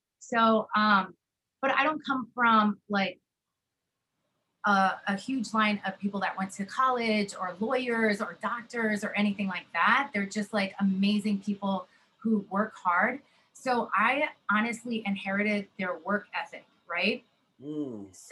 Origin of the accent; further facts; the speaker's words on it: Allentown, Pennsylvania, United States; moved away as an adult; also born or lived in West Coast; So that is definitely my hometown